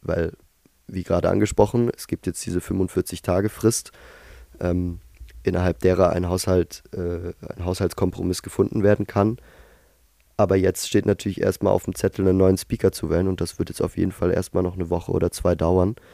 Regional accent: Tübingen, Baden-Württemberg, Germany; in meiner Heimatstadt Tübingen

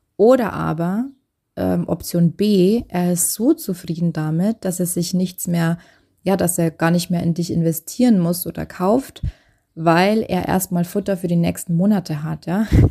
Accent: Germany; bei uns in Deutschland

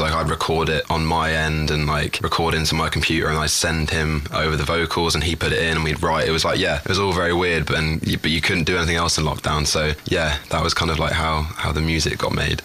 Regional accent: London, United Kingdom; I am 21 years old now. Um, yeah, my birthday was last week. Oh. Um, I'm from London, England.

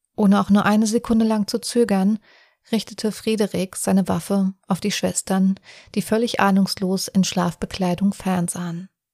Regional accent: Offenbach am Main, Hesse, Germany; ich aus Offenbach komme

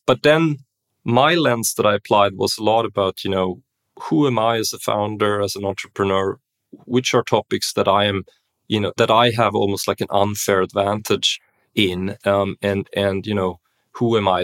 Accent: Stockholm, Stockholm County, Sweden; moved away; also born or lived in Berlin; I grew up in Stockholm, um, Sweden, you know, b-, born and raised

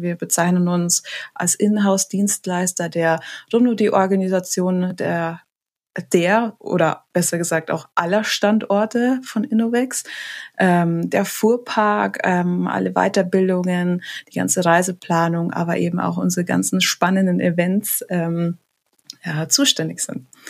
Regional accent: Munich, Bavaria, Germany; also born or lived in Lake Starnberg; geboren am Stamberger See. Ja. Und ähm, echte, waschechte Münchnerin

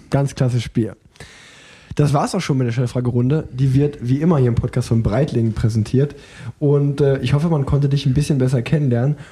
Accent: Unna, North Rhine-Westphalia, Germany; ich komme ja gebürtig aus Unna

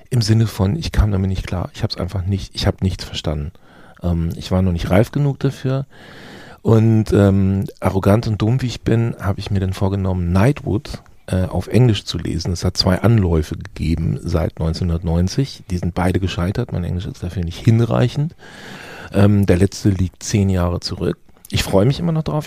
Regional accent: Gütersloh, North Rhine-Westphalia, Germany; also born or lived in Bielefeld; ich bin in Gütersloh geboren

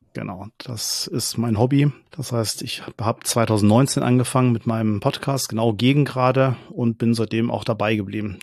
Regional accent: Braunschweig, Lower Saxony, Germany; moved away; bin nicht gebürtiger Braunschweiger, aber ich bin direkt am Eintrachtstadion aufgewachsen, also bin auch in Braunschweig eingeschult worden.

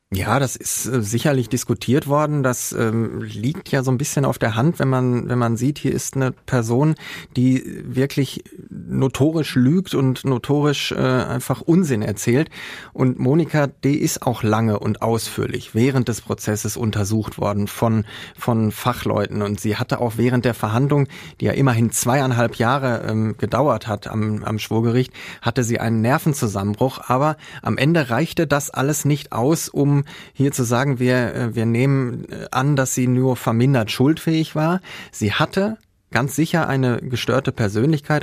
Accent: Herne, North Rhine-Westphalia, Germany; Ich bin aus Herne.

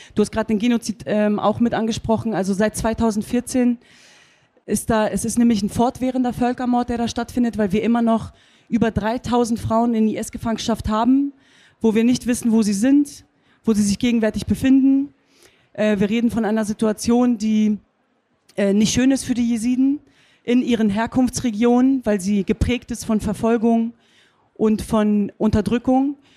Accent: Hanover, Lower Saxony, Germany; now in Cologne, Germany; Ich bin hier geboren, ich bin hier aufgewachsen

